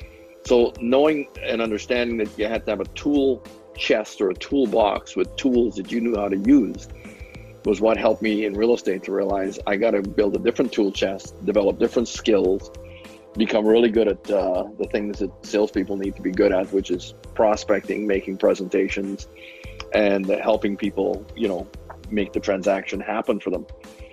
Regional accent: Montreal, Quebec, Canada; also born or lived in Fort St. John; So I finished high school in Canada, attended college before I became a college dropout. And then I moved west from Montreal, Quebec, moved to British Columbia, northeast British Columbia, as a matter of fact. I lived in a little town called Fort St. John.

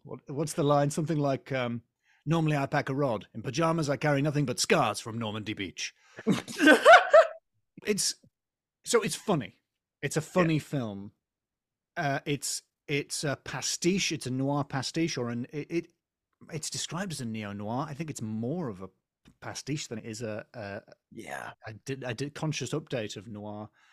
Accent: England, United Kingdom; as an English person

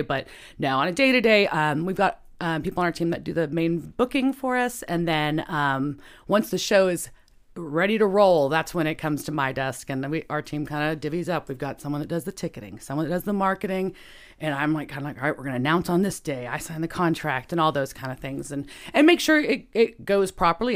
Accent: Bedford, Texas, United States; also born or lived in Dallas, Texas; I grew up in Bedford. So I'm from the suburbs in the middle

